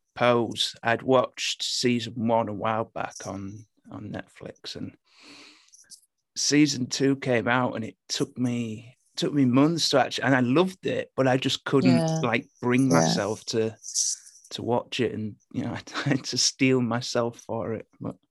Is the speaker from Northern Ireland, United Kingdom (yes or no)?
no; Hull, Yorkshire and the Humber, United Kingdom; accent: Hull; I've dialed it back a bit, actually. I'm from Hull originally, and the Hull accent is terrible.